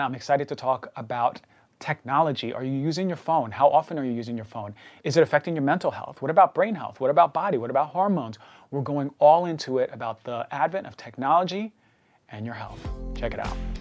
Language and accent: English; New York, United States; growing up in New, New York